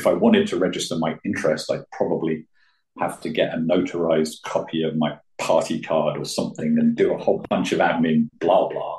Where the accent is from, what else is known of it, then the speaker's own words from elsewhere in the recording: United Kingdom; being British